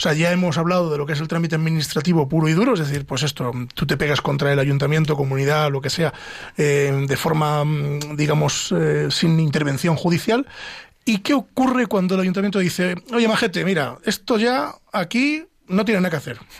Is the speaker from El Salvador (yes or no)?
no; Pedro Bernardo, Castile and León, Spain; Yo que soy de Ávila, de Pedro Bernardo